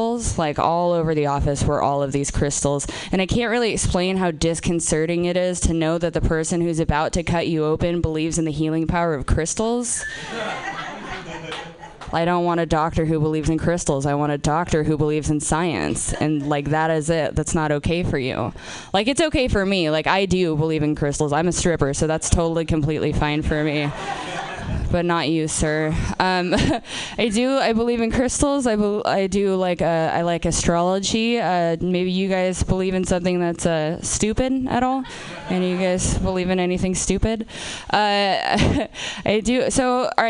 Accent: Portland, Oregon, United States; I'm from Portland. I'm from Portland, Oregon.

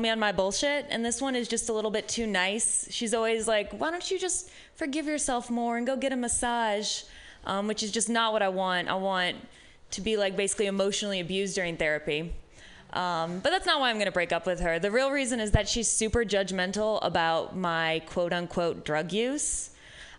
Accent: Midwest, United States; now in San Francisco, United States; I am from the Midwest

